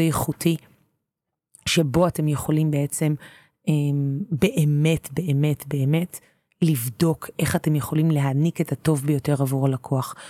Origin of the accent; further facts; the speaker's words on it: Tel Aviv, Tel Aviv District, Israel; אני תל אביבית